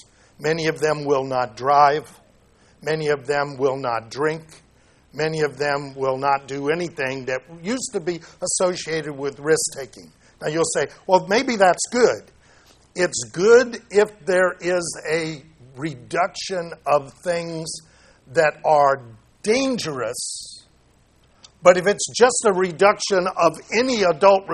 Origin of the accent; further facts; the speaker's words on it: Santa Ana, California, United States; I grew up in Santa Ana